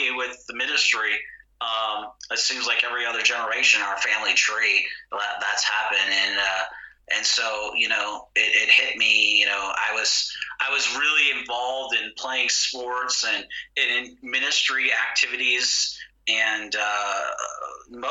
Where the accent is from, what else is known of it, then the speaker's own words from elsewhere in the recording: United States; also born or lived in greater LA area; I'm an American